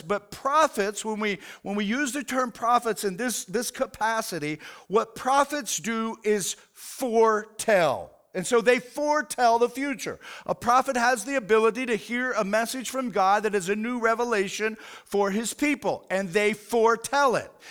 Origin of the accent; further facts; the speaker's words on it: United States; as an American